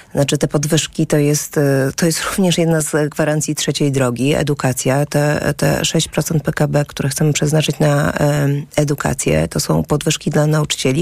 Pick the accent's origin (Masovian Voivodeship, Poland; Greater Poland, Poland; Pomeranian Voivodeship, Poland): Masovian Voivodeship, Poland; Warsaw; also born or lived in Wałbrzych / Świdnica; jestem z Warszawy